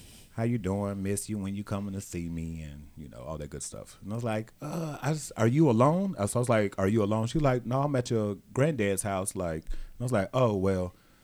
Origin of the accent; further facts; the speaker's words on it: Gary, Indiana, United States; I grew up right outside of Chicago